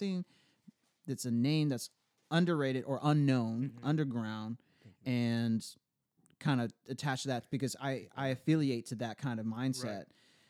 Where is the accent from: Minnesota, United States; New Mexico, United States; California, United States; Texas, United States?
Texas, United States; as a Texan